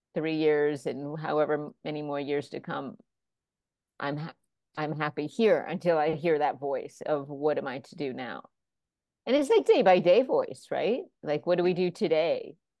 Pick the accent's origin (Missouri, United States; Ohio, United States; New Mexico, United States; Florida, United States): Florida, United States; moved away; also born or lived in New York / Los Angeles; I was raised in Florida and then moved to New York for a bit and Los Angeles